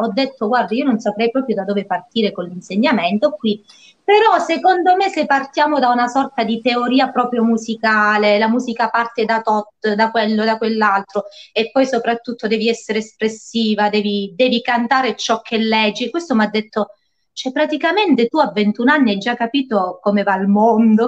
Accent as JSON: {"language": "Italian", "town": "Lauria", "region": "Basilicata", "country": "Italy", "tie": "born or raised there", "moved": "as an adult", "lives_now": "Calabria, Italy", "said": "ho la mia scuola di musica che si trova a Lauria, quindi nel mio paese natale"}